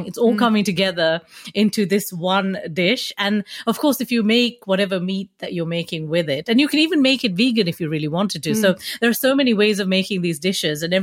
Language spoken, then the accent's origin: English; Nigeria; now in England, United Kingdom; growing up in Nigeria